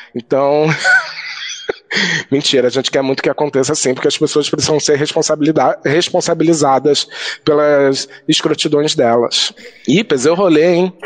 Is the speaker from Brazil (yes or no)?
yes; Rio de Janeiro, Brazil; moved away; a minha juventude LGBT no Rio